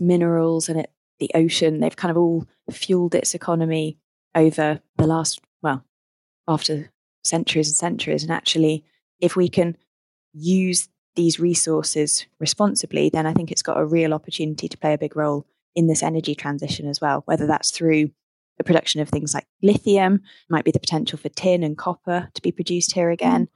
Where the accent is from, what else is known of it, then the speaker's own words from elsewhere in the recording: Midlands, United Kingdom; moved away as an adult; now in Cornwall, United Kingdom; I'm not originally. I'm from the Midlands originally